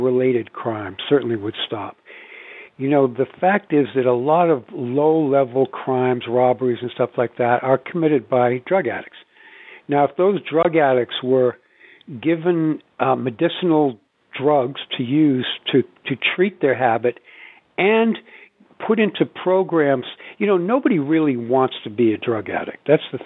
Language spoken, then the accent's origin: English; Wellesley, Massachusetts, United States; also born or lived in Boston; where I grew up in Wellesley, Massachusetts